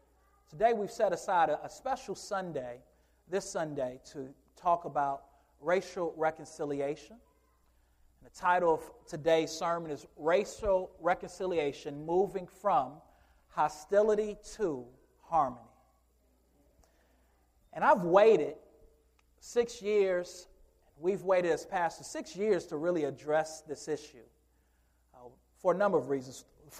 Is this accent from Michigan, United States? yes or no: yes; Michigan, United States; now in Louisville, United States; And as I came from Michigan and moved into Louisville